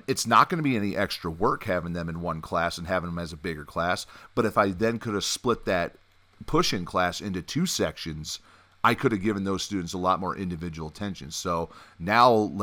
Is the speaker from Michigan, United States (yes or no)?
yes; Michigan, United States; growing up where I grew up in Michigan